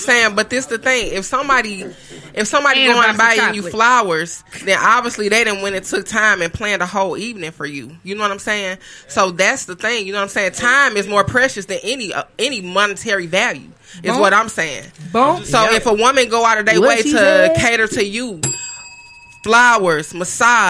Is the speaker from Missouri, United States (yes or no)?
yes; St. Louis, Missouri, United States; I'm from St. Louis